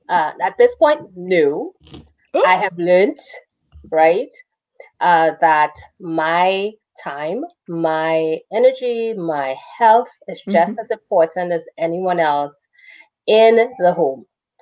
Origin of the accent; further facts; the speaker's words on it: Jamaica; I'm a Jamaican.